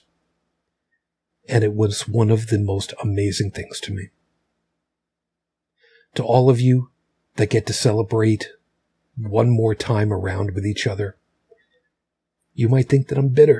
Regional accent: Long Island, New York, United States; moved away as an adult; also born or lived in Buffalo; the house I grew up in on Long Island

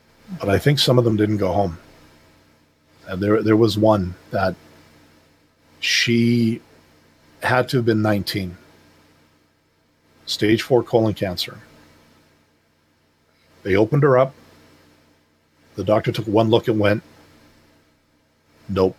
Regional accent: Canada; I'm from Canada

